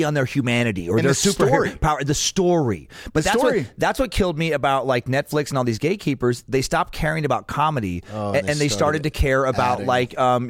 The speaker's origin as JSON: {"language": "English", "region": "Idaho", "country": "United States", "said": "because I'm from Idaho and have the look I have"}